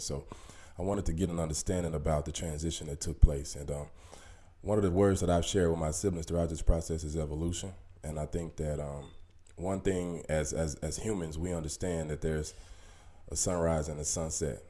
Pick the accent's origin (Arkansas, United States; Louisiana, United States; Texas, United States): Arkansas, United States; Little Rock; moved away as an adult; i moved away from from home at an early age I mean, like 19 years old, you know, and I never really moved back to my hometown, Little Rock, Arkansas